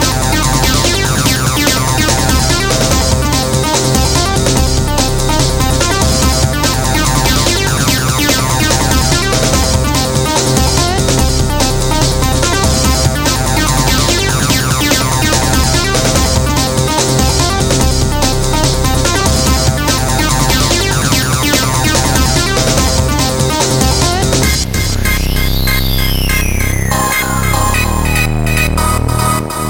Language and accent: English; Yorkshire and the Humber, United Kingdom; But I'm from Yorkshire